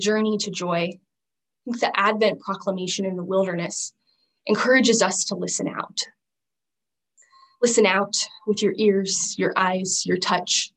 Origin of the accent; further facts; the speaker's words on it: Southern Arizona, United States; growing up in Southern Arizona in the Sonoran Desert